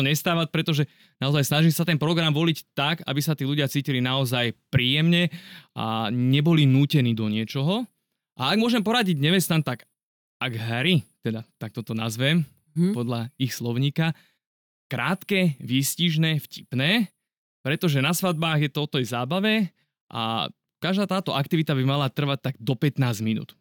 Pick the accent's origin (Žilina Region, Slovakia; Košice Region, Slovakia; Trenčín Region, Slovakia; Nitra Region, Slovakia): Trenčín Region, Slovakia; Trenčín; ja som z Trenčína